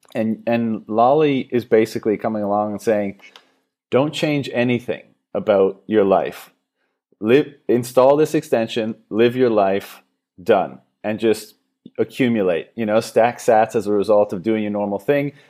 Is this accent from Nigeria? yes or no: no; Canada; now in Thailand; I'm from Canada originally